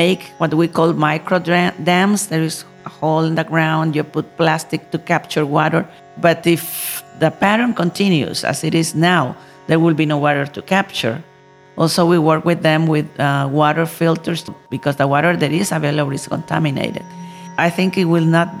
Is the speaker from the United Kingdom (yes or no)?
no; Nicaragua; I come from Nicaragua, country in Central America